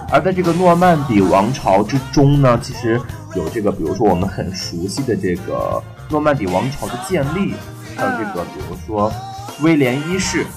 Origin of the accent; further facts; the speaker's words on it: China; 我们中国人